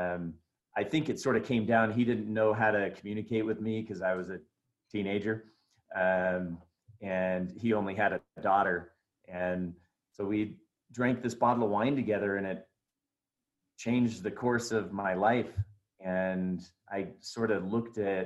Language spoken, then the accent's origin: English; Oregon, United States; moved away as an adult; I grew up in Oregon